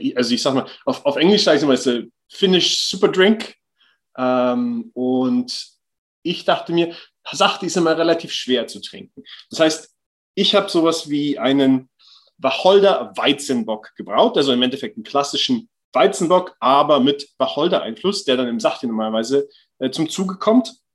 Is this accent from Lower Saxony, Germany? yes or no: yes; Hann. Münden, Lower Saxony, Germany; moved away as an adult; now in Vaasa, Finland; ursprünglich aufgewachsen bin ich in Hanmünden, das ist zwischen Göttingen und Kassel